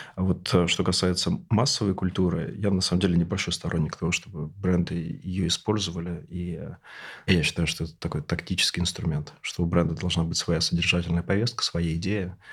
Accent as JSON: {"language": "Russian", "region": "Siberia", "country": "Russia", "said": "Я, тоже из региона, я сибиряк"}